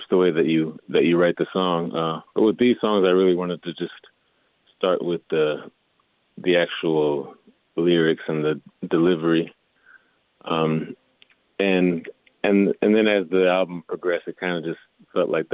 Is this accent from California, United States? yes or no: no; Milwaukee, Wisconsin, United States; moved away as an adult; also born or lived in Texas; Definitely Wisconsin. I spent pretty much my entire life in Milwaukee. I was born in Texas, and I spent the last couple of years there.